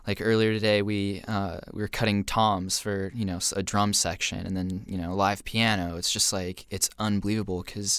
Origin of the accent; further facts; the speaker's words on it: San Diego, California, United States; moved away as an adult; now in Los Angeles, United States; So I born and raised in San Diego. Grew up basically on the beach. And I miss it every day now, living in L.A., but grew up in San Diego.